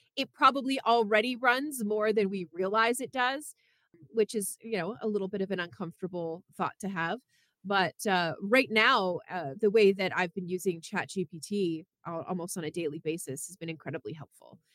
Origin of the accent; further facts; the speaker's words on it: Canada; now in United States; I'm from Canada